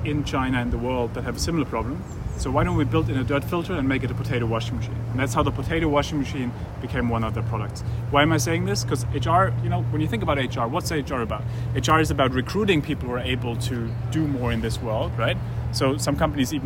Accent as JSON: {"language": "English", "country": "Germany", "tie": "born or raised there", "said": "I grew up in Germany"}